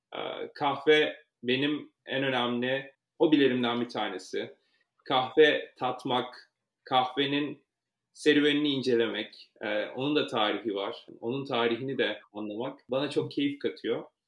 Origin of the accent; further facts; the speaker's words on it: Ankara, Turkey; moved away as an adult; now in New York, United States; Ankara doğumluyum ve çok uzun yıllar Ankara'da yaşadım